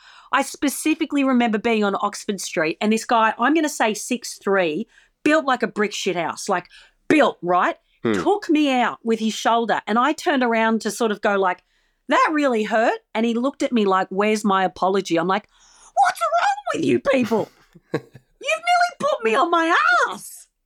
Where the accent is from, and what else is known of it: Australia